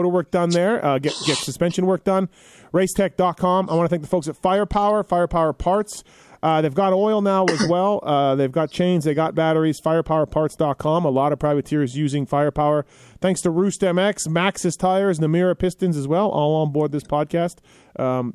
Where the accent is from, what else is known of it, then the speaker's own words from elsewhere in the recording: Canada; I'm Canadian